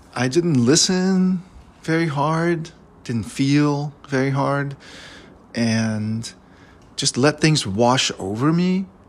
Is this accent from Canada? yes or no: no; Belgium; I grew up in Belgium